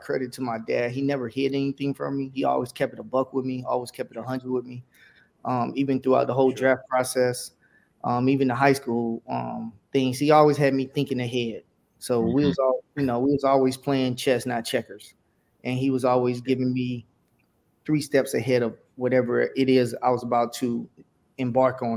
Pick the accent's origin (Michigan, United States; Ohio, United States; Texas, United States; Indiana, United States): Texas, United States; Houston; I'm from Houston. So, you know, I'm always going to rep my city.